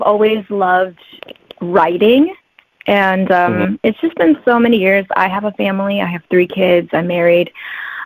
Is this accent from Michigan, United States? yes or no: yes; Michigan, United States; moved away as an adult; also born or lived in Detroit; now in Honolulu, United States; I'm actually from Michigan. Right now, I'm here in Honolulu